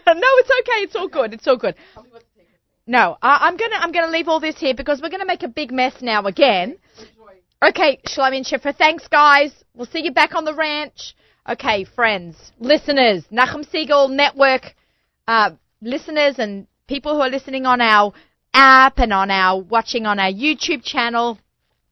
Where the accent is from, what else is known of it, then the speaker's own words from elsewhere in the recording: Australia; accent: Australian; now in New York, United States; My Australian accent